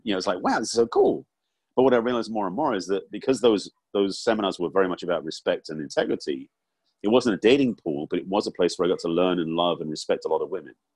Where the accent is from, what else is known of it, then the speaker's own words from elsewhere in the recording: England, United Kingdom; growing up in England